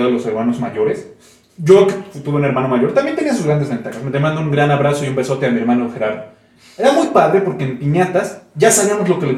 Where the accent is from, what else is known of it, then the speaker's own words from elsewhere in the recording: Venezuela; Saludo a mi pueblo venezolano querido.